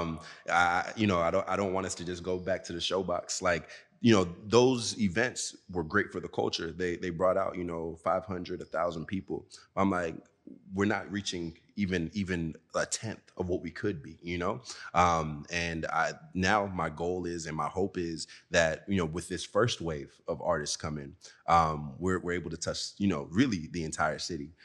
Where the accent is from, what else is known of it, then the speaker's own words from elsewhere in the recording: Dallas, Texas, United States; moved away as an adult; also born or lived in Lagos, Nigeria / Lubbock, Texas; now in Seattle, United States; I'm born and raised in Lagos, Nigeria, and I moved from Lagos to Dallas, Texas. Um, I grew up in Dallas